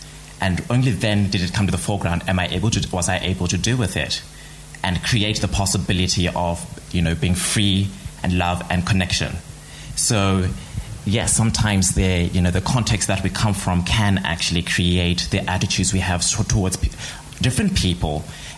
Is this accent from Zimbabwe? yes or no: yes; Zimbabwe; now in Australia; Growing up in Zimbabwe